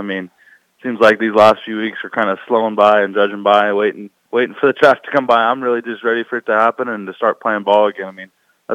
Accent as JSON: {"language": "English", "town": "Queen Creek", "region": "Arizona", "country": "United States", "moved": "yes", "said": "I'm actually from Phoenix, Arizona, a little town in the southeast part of Phoenix, called Queen Creek"}